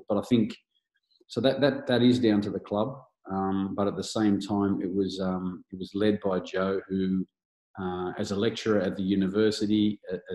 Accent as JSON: {"language": "English", "area": "Blue Mountains", "region": "New South Wales", "country": "Australia", "tie": "born or raised there", "also_born_or_lived": "Bathurst", "said": "I grew up in the Blue Mountains, so it was Hazelbrook Hawks"}